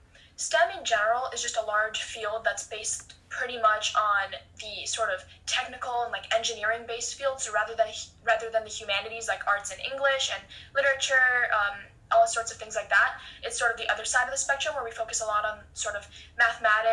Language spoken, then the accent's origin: English; Los Angeles, California, United States; I'm from Los Angeles, California